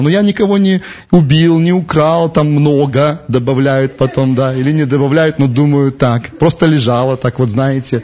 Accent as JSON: {"language": "Russian", "country": "Belarus", "said": "мы из Беларуси"}